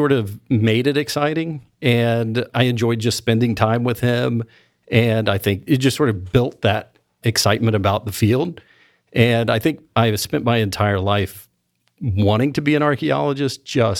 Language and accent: English; Kentucky, United States; Well, I grew up in Eastern Kentucky. So being outside of West Virginia, Ohio, or Kentucky was a major culture shock.